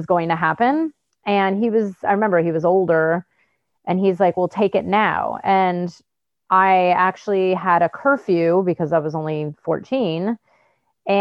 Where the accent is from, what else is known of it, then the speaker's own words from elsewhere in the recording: Bay Area, California, United States; I grew up in the Bay Area in California